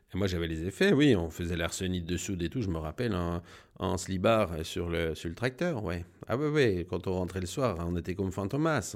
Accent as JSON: {"language": "French", "town": "La Combe", "region": "Bourgogne-Franche-Comté", "country": "France", "tie": "born or raised there", "also_born_or_lived": "Burgundy", "said": "je suis né à La Combe. On n'a jamais trop bougé."}